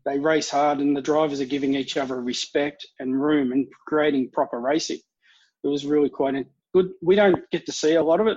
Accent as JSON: {"language": "English", "town": "Melbourne", "region": "Victoria", "country": "Australia", "said": "I'm from Melbourne"}